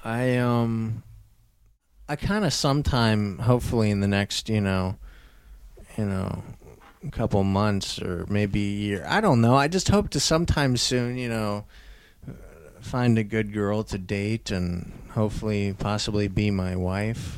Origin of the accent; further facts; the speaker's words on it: Albuquerque, New Mexico, United States; also born or lived in Wisconsin; I was born in Wisconsin and then lived in Albuquerque, New Mexico